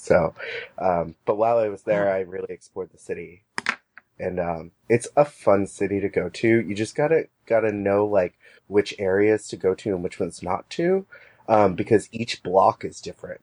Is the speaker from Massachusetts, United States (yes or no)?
yes; Wakefield, Massachusetts, United States; also born or lived in Baltimore; I grew up 20 minutes north of the city.